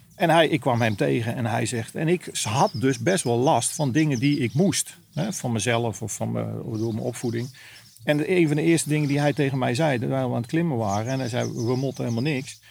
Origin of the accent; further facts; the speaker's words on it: Netherlands; als Nederlander